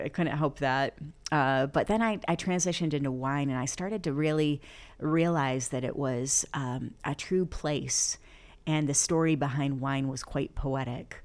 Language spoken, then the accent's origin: English; Flint, Michigan, United States; also born or lived in Florida; now in Los Angeles, United States; born and raised in Flint, Michigan